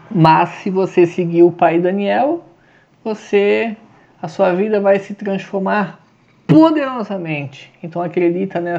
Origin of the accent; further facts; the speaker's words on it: Santa Catarina, Brazil; tá frio pra caramba aqui no sul, né? Sou de Santa Catarina.